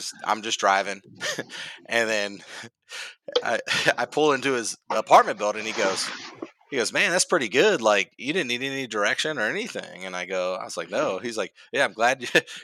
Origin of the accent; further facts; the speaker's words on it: Cincinnati, Ohio, United States; I'm from Cincinnati, Ohio